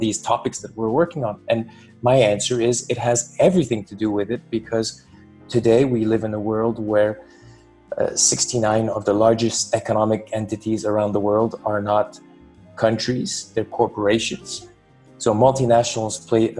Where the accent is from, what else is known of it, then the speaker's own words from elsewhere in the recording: Montreal, Quebec, Canada; first language French; English is a second language; moved away as an adult; also born or lived in Poland / London / Switzerland; now in Europe; I grew up in Canada, in Montreal